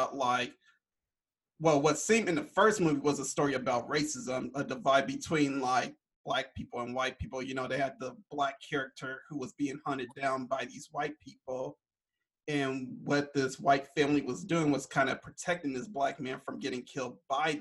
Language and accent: English; California, United States; me and Dimi, we're both from California